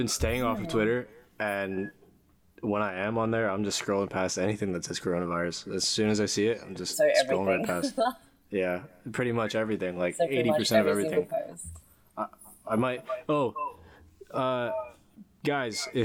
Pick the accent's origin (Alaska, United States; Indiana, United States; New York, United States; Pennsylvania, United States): New York, United States; moved away; back home in New York